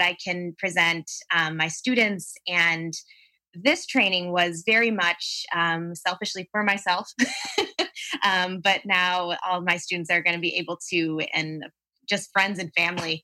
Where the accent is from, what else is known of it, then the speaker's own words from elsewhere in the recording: Palatine, Illinois, United States; from Palatine, Illinois. So the northern suburbs of Chicago